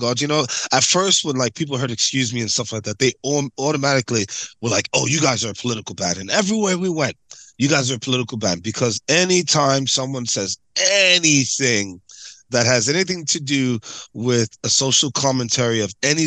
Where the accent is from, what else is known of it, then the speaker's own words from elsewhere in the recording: New York City, New York, United States; also born or lived in Jamaica (ancestry); New York City kids like myself, like tri-state area kids, we grew up on El Nino.